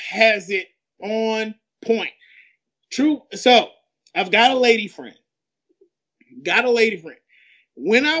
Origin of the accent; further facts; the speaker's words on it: the South, United States; me being a Southerner